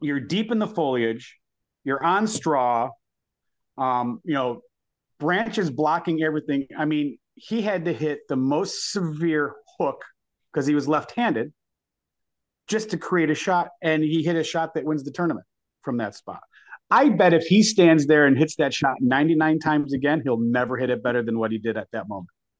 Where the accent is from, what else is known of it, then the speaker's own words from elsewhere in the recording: Michigan, United States; now in Florida, United States; growing up in Michigan, we have so many fantastic golf courses